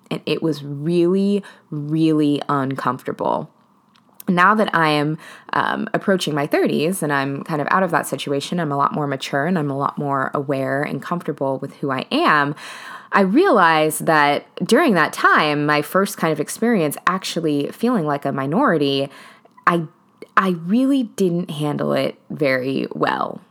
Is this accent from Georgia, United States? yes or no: no; Seattle, Washington, United States; I'm originally from Seattle.